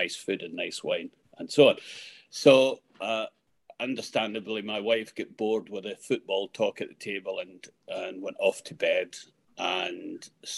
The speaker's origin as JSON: {"language": "English", "town": "Kilmarnock", "region": "Scotland", "country": "United Kingdom", "said": "Where are you from? I said, Kilmarnock."}